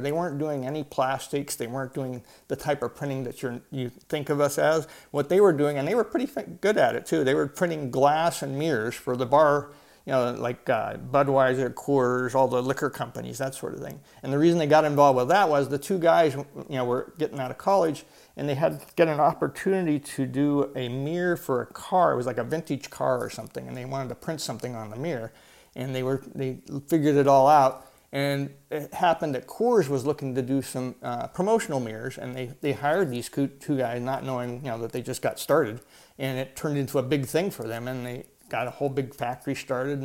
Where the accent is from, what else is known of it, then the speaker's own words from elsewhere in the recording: Ohio, United States; moved away as an adult; also born or lived in San Diego, California; I didn't want to stay in Ohio where I grew up